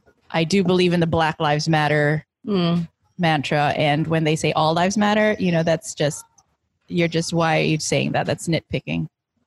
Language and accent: English; United States; now in Philippines; growing up in the States, obviously American history was a thrust and slavery.